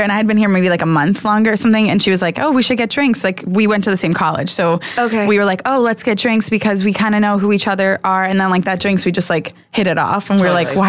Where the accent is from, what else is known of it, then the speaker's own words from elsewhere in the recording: United States; Near Philly.